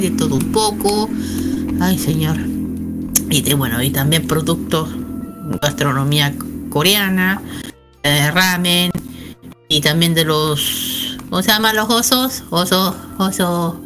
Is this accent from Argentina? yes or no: no; Chile; soy de Chile.